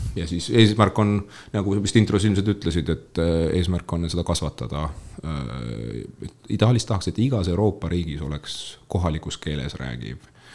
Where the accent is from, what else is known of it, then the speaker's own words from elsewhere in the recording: Lääne-Viru County, Estonia; moved away as an adult; also born or lived in Tartu; ma olen Lääne-Virust pärit maapoiss